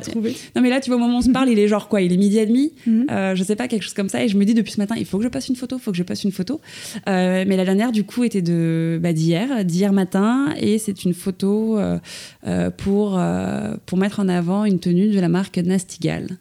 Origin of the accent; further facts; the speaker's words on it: Suresnes, Île-de-France, France; je suis née à Paris, enfin plus précisément à Suresnes, dans le 92, à l'hôpital Foch